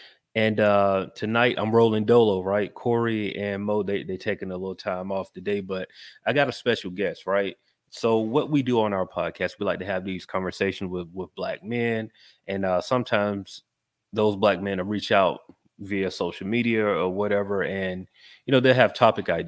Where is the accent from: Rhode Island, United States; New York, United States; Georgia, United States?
Georgia, United States; Macon; now in Atlanta, United States; I'm from Georgia. I grew up in Macon, but you know, I've been in Atlanta more. I'm from Atlanta at this point